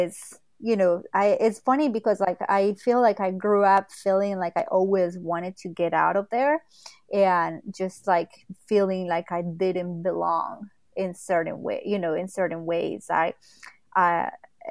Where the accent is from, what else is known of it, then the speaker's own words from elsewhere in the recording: Quimbaya, Quindío, Colombia; English is a second language; moved away as an adult; now in Los Angeles, United States; I just moved to LA 5 years ago, but I grew up and I was raised in Colombia in a very, very small town that is called Quimbaya.